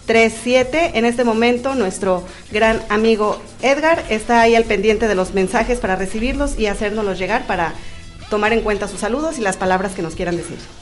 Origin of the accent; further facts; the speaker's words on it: Veracruz, Mexico; moved away; De Veracruz